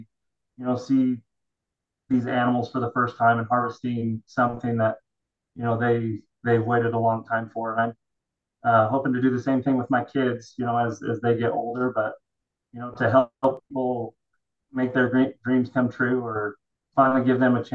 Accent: Utah, United States; Born and raised in Utah

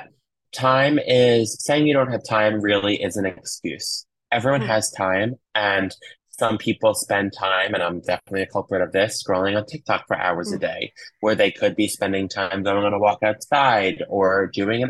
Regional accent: New York, United States; I grew up in New York and I currently live in Manhattan

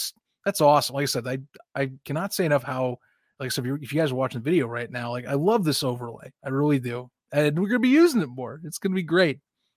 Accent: Indianapolis, Indiana, United States; I'm from Indianapolis

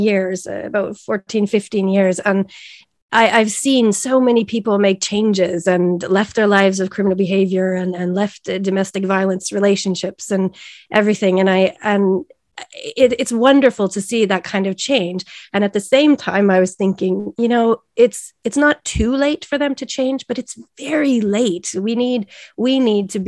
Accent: Canada; moved away as an adult; now in Sweden; I am a Canadian living in Sweden and have been for the past 21 years

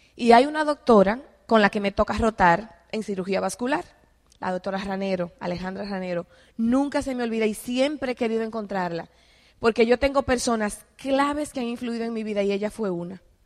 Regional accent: Dominican Republic; moved away as an adult; also born or lived in Mexico City, Mexico; yo soy de República Dominicana

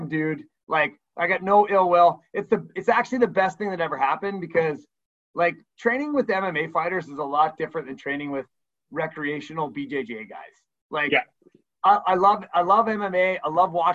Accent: Burlington, Ontario, Canada; moved away as an adult; also born or lived in Hamilton; now in Niagara area, Canada; I grew up in Burlington, and my wife and I had moved to the Niagara area to work

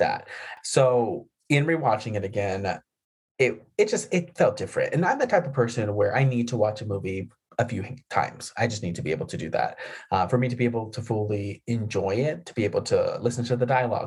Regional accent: New Mexico, United States; growing up near the Texas border in New Mexico

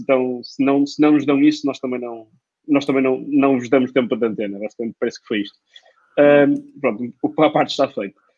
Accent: Portugal; como português

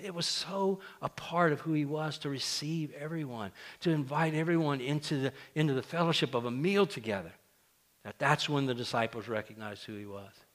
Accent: South Louisiana, United States; now in Central Louisiana, United States; where I grew up in South Louisiana

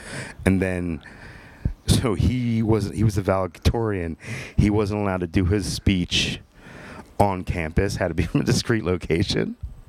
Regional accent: Croydon, Pennsylvania, United States; Lower Bucks, Croydon.

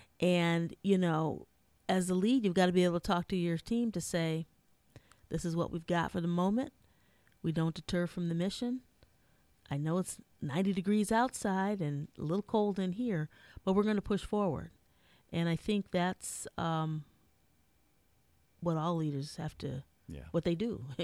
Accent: Minnesota, United States; I'm from Minnesota, so I've heard it all, come from a good mix, good old Midwest girl.

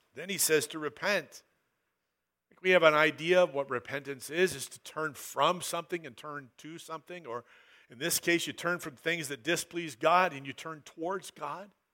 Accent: Southern Oregon, United States; I grew up in Southern Oregon

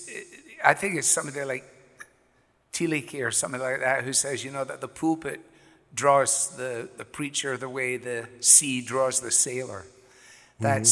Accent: Glasgow, Scotland, United Kingdom; moved away as an adult; now in Cleveland, United States; I was born in Glasgow, Scotland, and lived there for the greater part of my life until I came to America

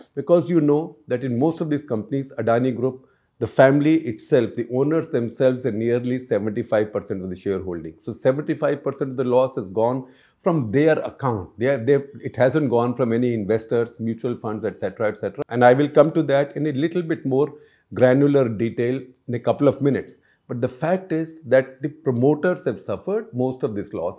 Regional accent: India

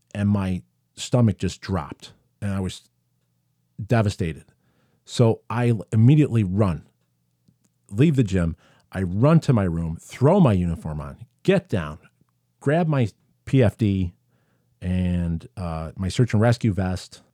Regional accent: Syracuse, New York, United States; I grew up in Syracuse, New York.

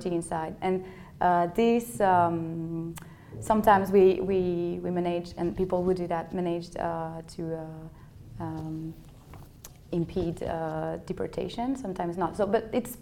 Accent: Paris, Île-de-France, France; I'm from Paris

